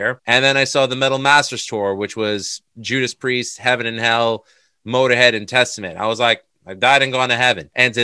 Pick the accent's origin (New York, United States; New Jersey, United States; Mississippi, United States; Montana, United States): New York, United States; New York City; I'm from Astoria, Queens